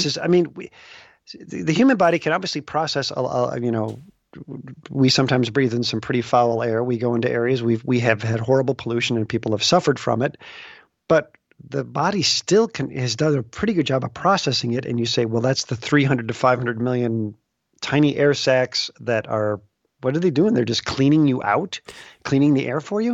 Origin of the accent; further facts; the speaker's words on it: Des Plaines, Illinois, United States; now in West Des Moines, United States; I grew up near Des Plaines